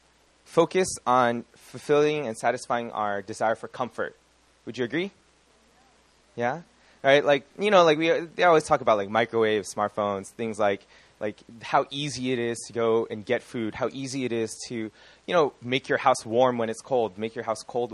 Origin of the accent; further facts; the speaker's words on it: California, United States; I am from California